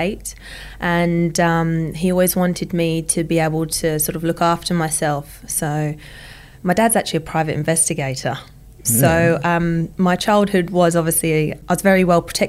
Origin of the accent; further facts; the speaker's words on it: Essex, East of England, United Kingdom; I grew up in the UK, in Essex, in England, in the country.